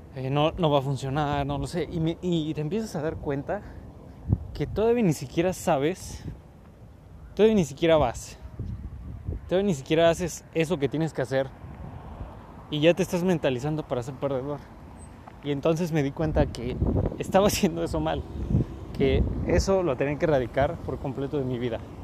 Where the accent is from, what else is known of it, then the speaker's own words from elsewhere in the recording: Mexico; yo soy mexicano